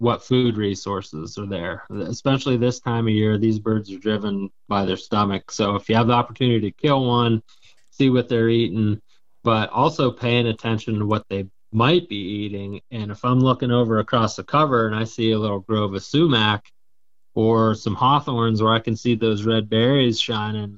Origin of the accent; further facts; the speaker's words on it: Pennsylvania, United States; my home state of Pennsylvania